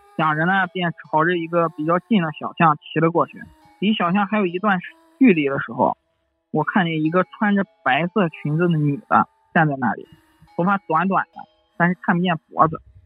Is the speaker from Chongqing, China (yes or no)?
no; Xuzhou, Jiangsu, China; 我是一个土生土长的徐州人。小时候呢，住在徐州南郊一个很大的社区